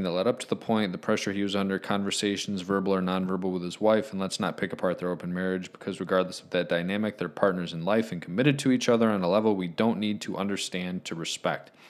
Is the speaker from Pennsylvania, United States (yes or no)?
yes; Philadelphia, Pennsylvania, United States; I'm from Philly. My parents went to Overbrook High School when he attended.